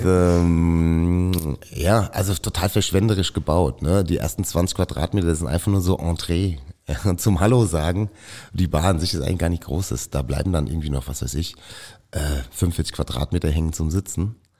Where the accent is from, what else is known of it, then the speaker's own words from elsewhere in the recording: Mainz, Rhineland-Palatinate, Germany; ich bin in Mainz geboren und ich bin mit Riesling sozialisiert worden